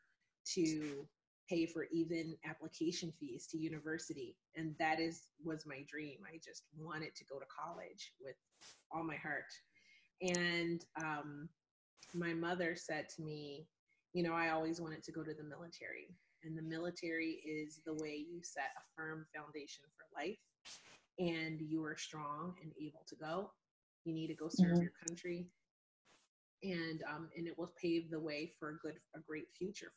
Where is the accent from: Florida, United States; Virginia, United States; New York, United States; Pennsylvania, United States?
Pennsylvania, United States; Hershey; also born or lived in Philadelphia, Pennsylvania; I was born in Pennsylvania and in Philadelphia to a unfortunately dysfunctional family